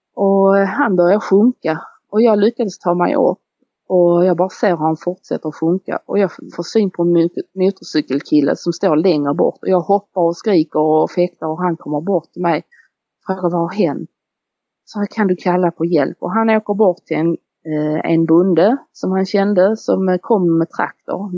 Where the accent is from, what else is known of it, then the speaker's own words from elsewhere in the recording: Beddingestrand, Skåne, Sweden; vi är ju födda nere i Beddingestrand i ett samhälle där nere och vi bodde i en villa ju.